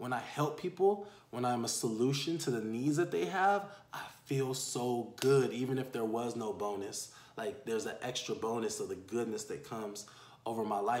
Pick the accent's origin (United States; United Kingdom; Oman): United States; San Diego, California; also born or lived in Houston, Texas / Panama; Born and raised in San Diego